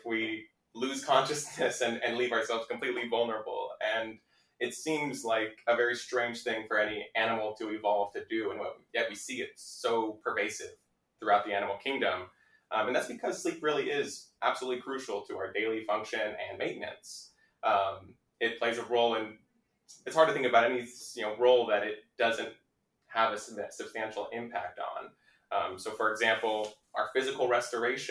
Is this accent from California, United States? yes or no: yes; Laguna Hills, California, United States; I grew up in Orange County in Laguna Hills